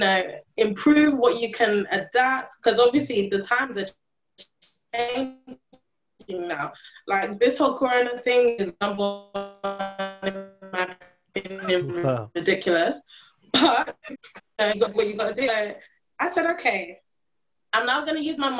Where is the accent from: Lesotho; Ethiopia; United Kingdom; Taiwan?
United Kingdom; London; I was born in London, raised in the UK, I have not been a tourist in my own country.